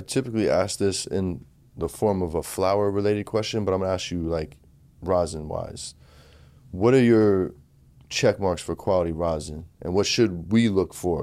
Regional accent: United States; moved away; we grew up on in Jersey, New York

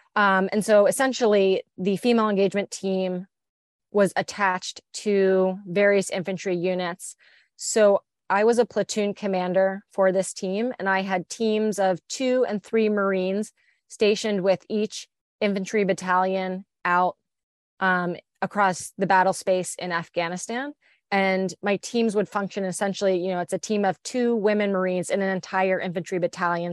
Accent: just outside of Philadelphia, New Jersey, United States; I'm originally from New Jersey, just outside of Philadelphia.

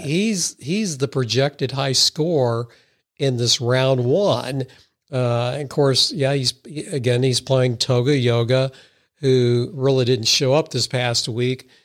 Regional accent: Missouri, United States; We are Hicks from Missouri, although I would say we are sophisticated Missouri Hicks

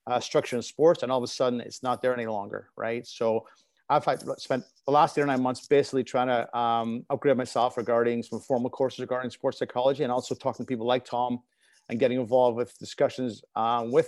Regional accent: Belfast, Northern Ireland, United Kingdom; now in North America; growing up in Belfast and playing in the streets

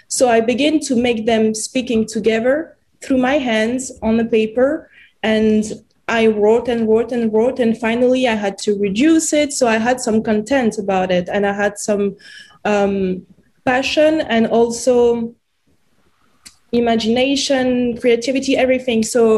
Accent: France; accent: French; English is a second language; I would also play my own role with my French accent.

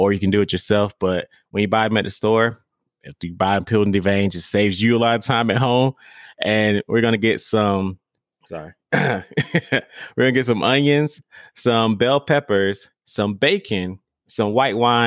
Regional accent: the South, United States; I'm from the South

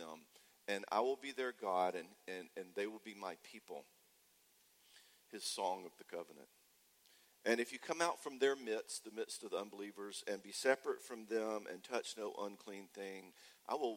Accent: Jackson, Mississippi, United States; I'm from Jackson, Mississippi

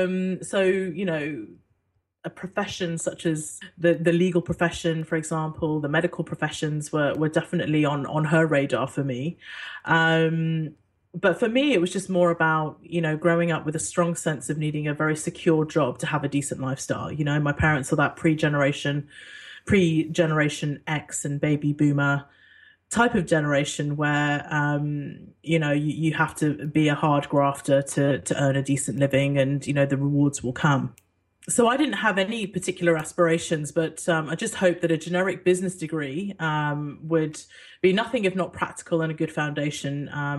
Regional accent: Singapore; born there; when I was born in Singapore to an expat British father and a Singaporean mum, I grew up all over the world

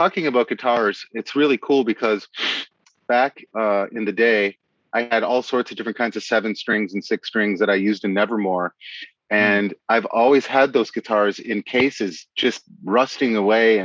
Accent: Appleton, Wisconsin, United States; now in Seattle, United States; I'm from Appleton, Wisconsin

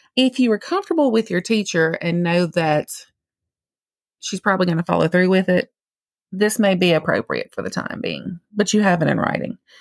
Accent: Mississippi, United States; accent: Mississippi; I'm only licensed to practice in the state of Mississippi, if you couldn't tell from my accent

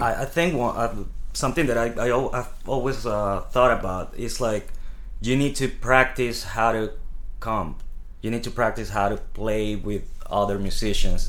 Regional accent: Venezuela; moved away as an adult; now in New York City, United States; I come from Venezuela. Um, I moved to New York

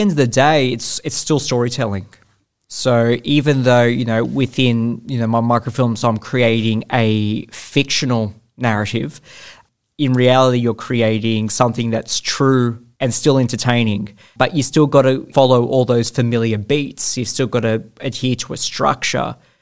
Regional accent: Australia; naturally being an Australian filmmaker

